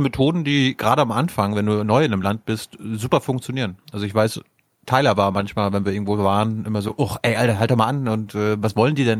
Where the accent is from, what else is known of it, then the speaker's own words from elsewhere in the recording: Mecklenburg-Vorpommern, Germany; bei uns in MV